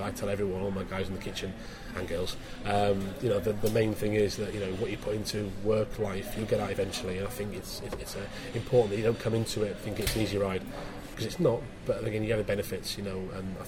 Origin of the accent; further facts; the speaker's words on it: Scarborough, Yorkshire and the Humber, United Kingdom; moved away; I'm from Scarborough in Yorkshire originally